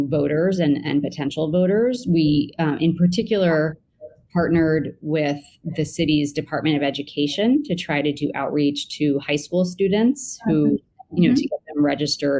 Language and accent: English; New York, United States; my hometown, the city of New York